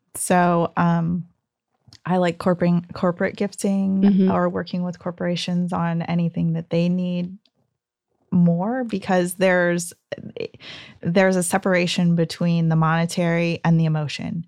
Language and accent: English; Ontario, California, United States; I grew up in the Inland Empire, so um, Ontario upland area